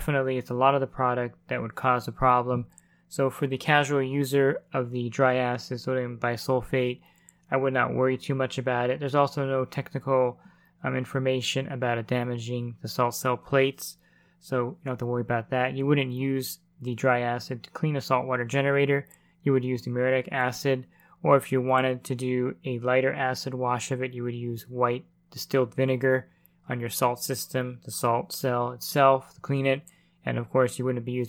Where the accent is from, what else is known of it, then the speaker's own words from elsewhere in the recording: New Jersey, United States; I'm from New Jersey